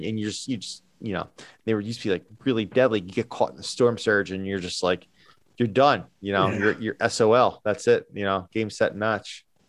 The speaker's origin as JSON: {"language": "English", "country": "United States", "said": "I'm speaking from the United States because that's where we're from."}